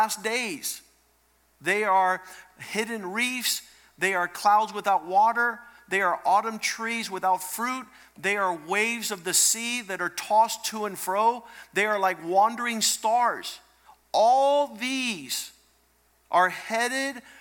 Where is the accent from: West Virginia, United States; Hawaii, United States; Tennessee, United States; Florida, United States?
Florida, United States; Cocoa Beach; I grew up in Cocoa Beach, Florida